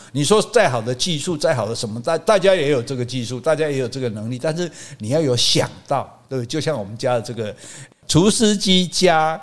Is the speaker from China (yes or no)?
no; Taiwan; 我们这个语言已经不是在福建南部讲，嗯、是在台湾讲了